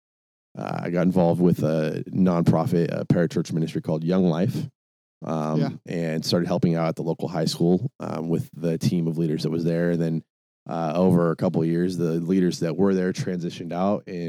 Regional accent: Tacoma, Washington, United States; moved away as an adult; also born or lived in Eugene, Oregon; I was born and raised in Tacoma, Washington. And at 18 had an opportunity to, go to college in Eugene, Oregon

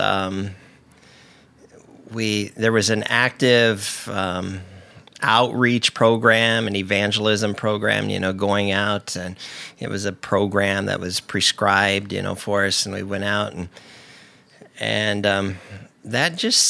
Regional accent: Indiana, United States; moved away as an adult; also born or lived in Allentown, Pennsylvania; now in Portland, United States; I grew up in Indiana

